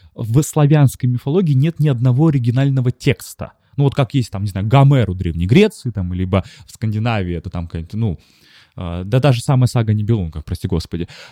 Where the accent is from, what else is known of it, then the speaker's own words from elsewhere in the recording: Saint Petersburg, Russia; я школьник питерский